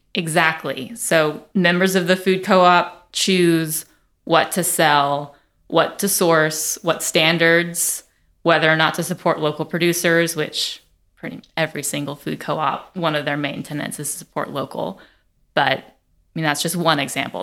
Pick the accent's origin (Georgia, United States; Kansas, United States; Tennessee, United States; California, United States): Tennessee, United States; Nashville; also born or lived in Vermont; I am from Nashville